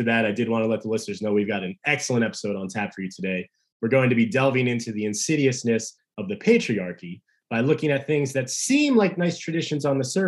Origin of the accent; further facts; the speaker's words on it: New Jersey, United States; I grew up in South Jersey